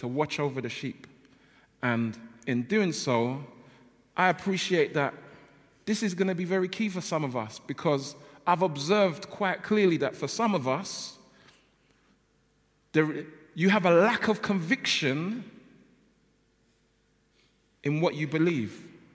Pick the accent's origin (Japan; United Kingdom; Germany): United Kingdom; London; I come from South London, and I grew up in South London, and that basically means I don't pronounce my L's and my T's very well